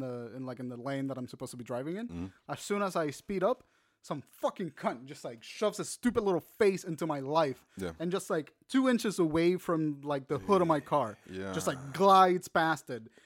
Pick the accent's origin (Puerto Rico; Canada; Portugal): Puerto Rico; moved away; I'm from Puerto Rico.